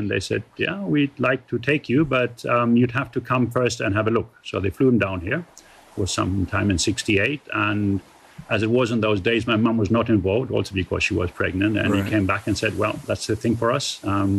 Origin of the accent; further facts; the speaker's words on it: Arusha, Tanzania; I was born here in 69. My parents came out in February 69. I was born in June. So I'm made in Germany, but born here. And grew up on a coffee farm not too far from here, 50 kilometers